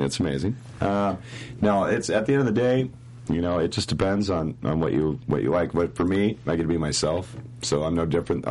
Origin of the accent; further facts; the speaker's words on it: Monroe, Washington, United States; My hometown, Monroe, Washington, that's where, like, the hometown of Derry Gould is, Cowtown. Five of us grew up together